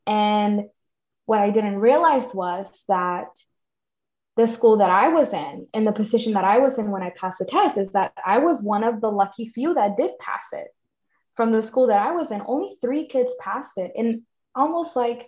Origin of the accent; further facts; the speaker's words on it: Mexico; All you had to say was, I'm from Mexico. And people would be like, oh yeah, okay, I get it. You're not from here.